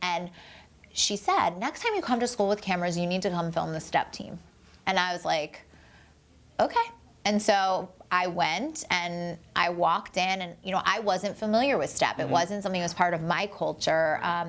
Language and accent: English; Baltimore, Maryland, United States; And I am born and raised in Baltimore. My mom is born and raised in Baltimore.